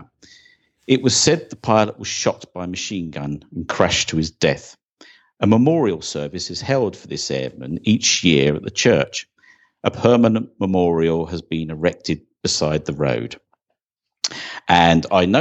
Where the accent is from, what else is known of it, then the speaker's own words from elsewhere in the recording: Herstmonceux, South East England, United Kingdom; Hurstmonceux is the village where I grew up in Sussex